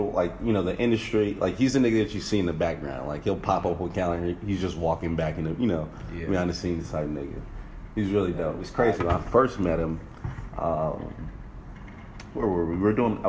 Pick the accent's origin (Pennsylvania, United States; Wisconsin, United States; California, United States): California, United States; Sacramento; also born or lived in Rancho Cordova, California / Antelope, California; now in Los Angeles, United States; I'm from Sacramento, California.